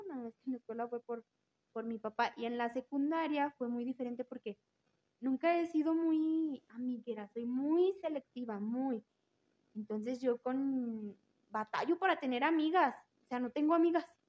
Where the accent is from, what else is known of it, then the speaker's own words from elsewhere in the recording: Aguascalientes, Mexico; soy 100% hidrocálida de la gremial 35